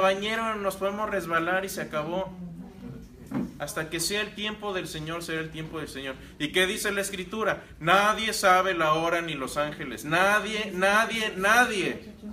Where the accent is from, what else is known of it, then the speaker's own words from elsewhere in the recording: Querétaro, Mexico; moved away; also born or lived in Monterrey, Mexico; Yo soy queretano, pero viví en Monterrey.